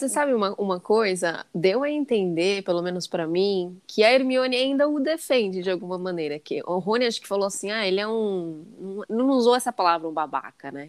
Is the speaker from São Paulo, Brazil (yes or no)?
yes; São Paulo, Brazil; moved away as an adult; also born or lived in England; eu sou de São Paulo